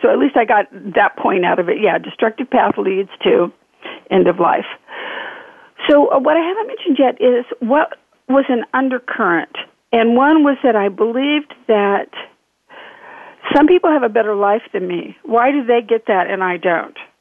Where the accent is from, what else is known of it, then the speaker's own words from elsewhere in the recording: Northern California, United States; moved away as an adult; also born or lived in Nevada / Oregon; now in Fountain Hills, United States; I'm from Northern California